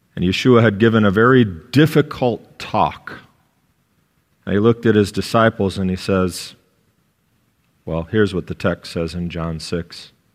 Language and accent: English; United States; an American citizen